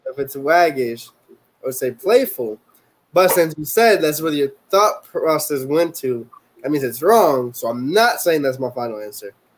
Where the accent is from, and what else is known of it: Puerto Rico; first language Spanish; English is a second language; moved away